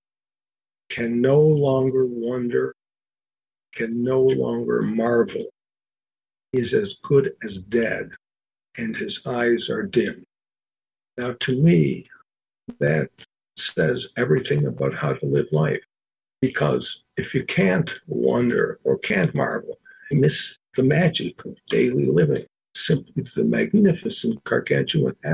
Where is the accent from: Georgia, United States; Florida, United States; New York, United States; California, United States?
New York, United States; Buffalo; now in Washington, D.C., United States; I live in Washington, D.C. I was born and raised in Buffalo, New York, proud to be a Buffalonian